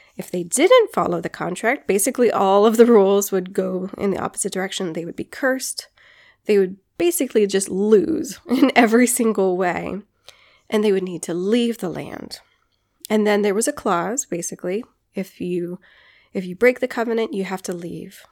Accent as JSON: {"language": "English", "country": "Guam", "tie": "born or raised there", "said": "Growing up on Guam, doing hikes on Guam"}